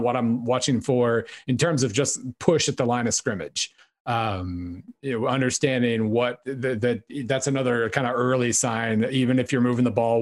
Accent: Oklahoma, United States; I grew up in Oklahoma

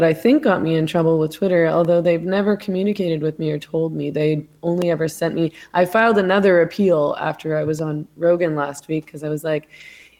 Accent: Canada; I'm Canadian

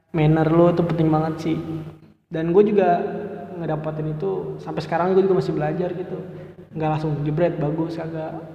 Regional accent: Bekasi, West Java, Indonesia; gue dari Bekasi nih gue kan awalnya tuh pengen daftar apa ya kuliah aja gitu

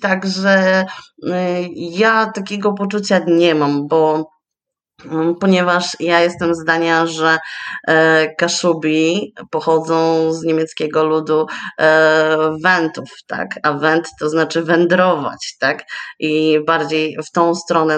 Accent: Rowy, Pomeranian Voivodeship, Poland; also born or lived in Słupsk; urodziłam się i wychowałam w Rowach, E, to jest niedaleko Ustki, miejscowość

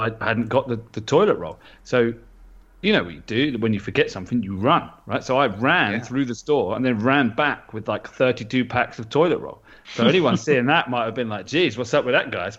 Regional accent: London, United Kingdom; growing up in London

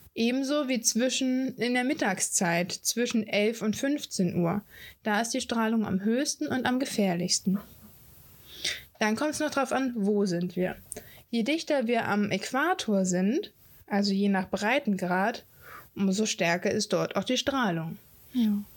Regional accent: Hamburg, Germany; Ich bin ein Nordkind, ich bin ein Hamburger Dern

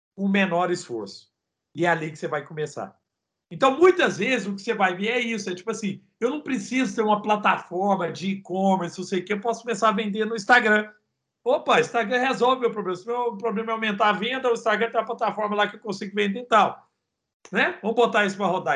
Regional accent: Araguari, Minas Gerais, Brazil; accent: country (roça) accent; moved away as an adult; also born or lived in Rio de Janeiro; Eu sou de Araguari. Araguari é Guerre para quem fala inglês, e Guerre fica no Triângulo Mineiro

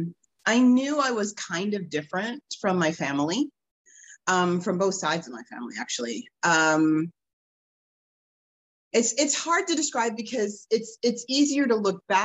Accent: New Jersey, United States; moved away as an adult; also born or lived in Boston / Manhattan / Florida; I grew up in New Jersey. I was born in Boston, but I'm a Jersey girl.

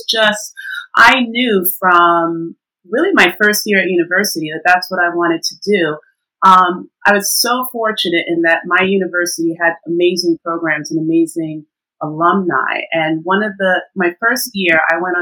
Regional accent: New York, United States; moved away as an adult; now in United Kingdom; I'm originally from New York, actually. And I've been in the UK for, it'll be 13 years

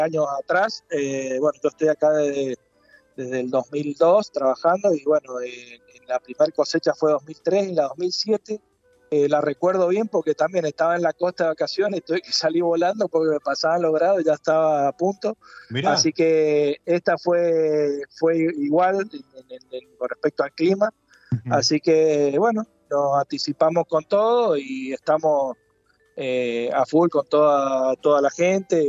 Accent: Mendoza, Argentina; soy oriundo mendocino

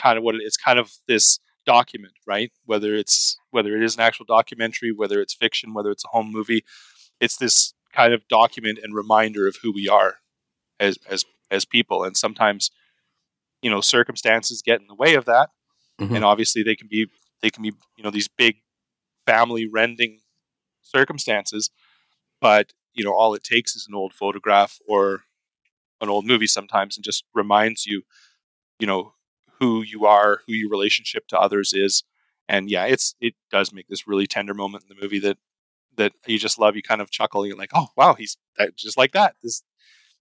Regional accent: Canada; as a Canadian looking

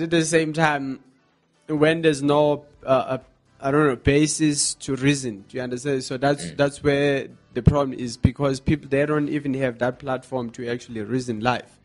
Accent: South Africa; us as South African people

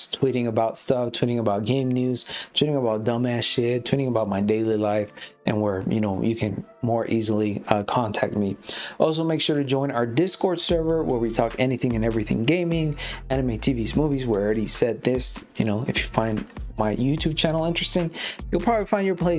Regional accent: Chihuahua, Mexico; my home state in Mexico, Chihuahua

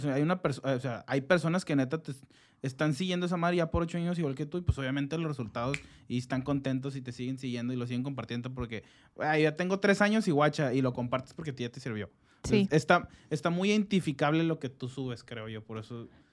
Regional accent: Mexico; como hombres mexicanos

